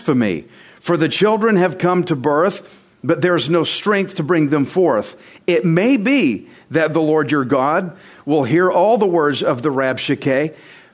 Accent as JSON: {"language": "English", "region": "Texas", "country": "United States", "said": "I'm Texan"}